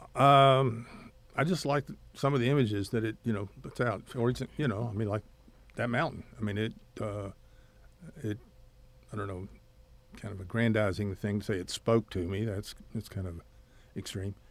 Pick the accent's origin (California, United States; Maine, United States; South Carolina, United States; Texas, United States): Texas, United States; Odessa; moved away; also born or lived in Corpus Christi, Texas; I grew up in Odessa, Texas.